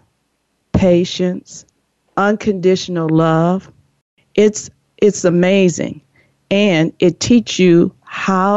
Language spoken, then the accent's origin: English; Chicago, Illinois, United States; now in California, United States; I'm originally from the Chicago, Illinois, and moved to California